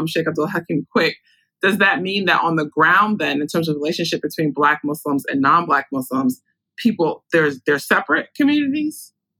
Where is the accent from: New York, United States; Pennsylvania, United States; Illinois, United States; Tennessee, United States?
New York, United States; New York City; I grew up in Brooklyn.